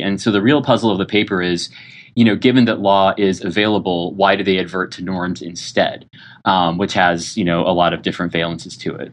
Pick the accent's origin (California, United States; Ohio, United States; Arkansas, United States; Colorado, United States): California, United States; I think of myself as ethnically Californian.